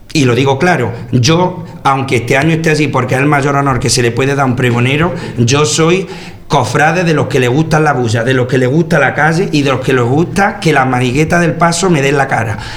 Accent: Torre del Campo, Andalusia, Spain; el vicario parroquial de mi pueblo, de, de Torre del Campo

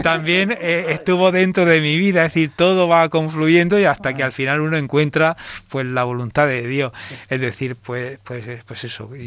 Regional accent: Cehegín, Region of Murcia, Spain; moved away as an adult; also born or lived in Cartagena; now in Jaén, Spain; de donde vengo, a tierra murciana

